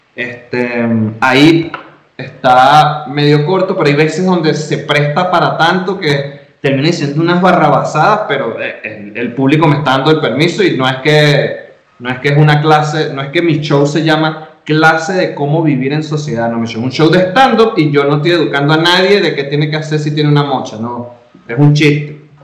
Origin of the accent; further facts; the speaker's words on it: Venezuela; now in Mexico; yo como venezolano